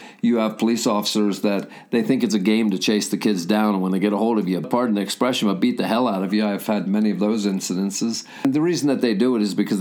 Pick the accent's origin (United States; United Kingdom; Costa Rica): United States; the hills of Pennsylvania; also born or lived in Philadelphia, Pennsylvania; So we moved out to the hills of Pennsylvania, and I grew up in an area where I think the most prevalent business was a sawmill, and it was on the edge of Amish country